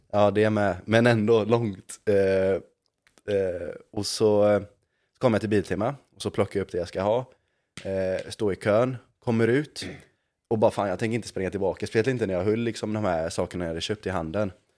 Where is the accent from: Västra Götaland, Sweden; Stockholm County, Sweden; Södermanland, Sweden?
Västra Götaland, Sweden; Gothenburg; jag är från Göteborg.